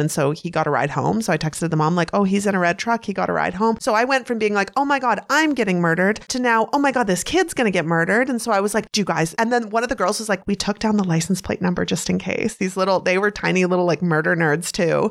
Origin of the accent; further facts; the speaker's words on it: Canada; I'm Canadian